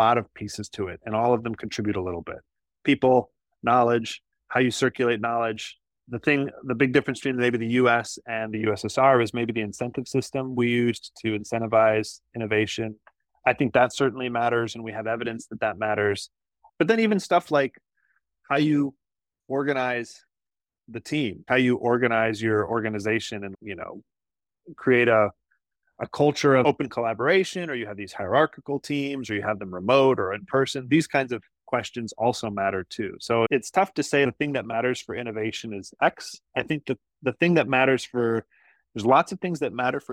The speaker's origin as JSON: {"language": "English", "region": "Iowa", "country": "United States", "tie": "born or raised there", "said": "In my home state of Iowa, we grow a lot of corn"}